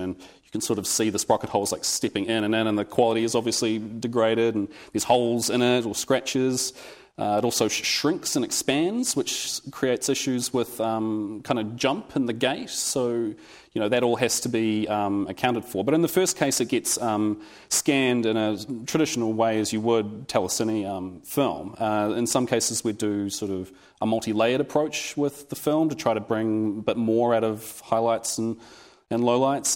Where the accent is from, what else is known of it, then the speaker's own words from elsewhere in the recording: Wellington, New Zealand; I'm from Wellington, New Zealand